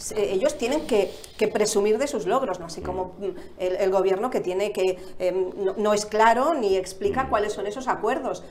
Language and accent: Spanish; Barcelona, Catalonia, Spain; moved away as an adult; yo soy de Barcelona